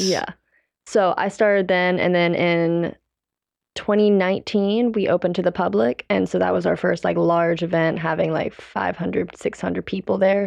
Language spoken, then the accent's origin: English; Mooresville, North Carolina, United States; I'm from Mooresville